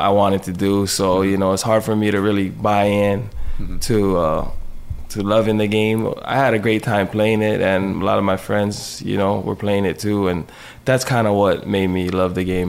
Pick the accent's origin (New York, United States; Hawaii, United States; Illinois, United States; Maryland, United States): Hawaii, United States; Kahaluu; I grew up in Kahalu